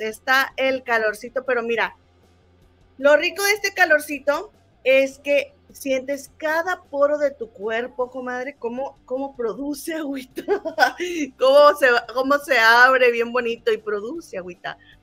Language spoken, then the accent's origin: Spanish; Monterrey, Nuevo León, Mexico; now in London, United Kingdom; Somos inventadas, somos de Monterrey, la tierra de las inventadas